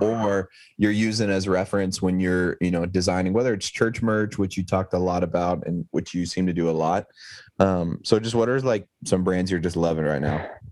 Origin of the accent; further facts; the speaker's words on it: East Texas, United States; moved away; I'm from East Texas originally, so I'm just kind of from like the middle of nowhere